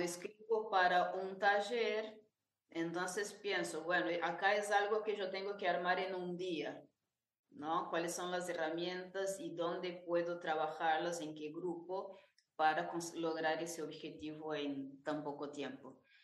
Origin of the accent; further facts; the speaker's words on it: Araçatuba, São Paulo, Brazil; Spanish is a second language; moved away as an adult; now in Buenos Aires, Argentina; estudié piano en mi ciudad natal, que es Arasatuba, interior de São Paulo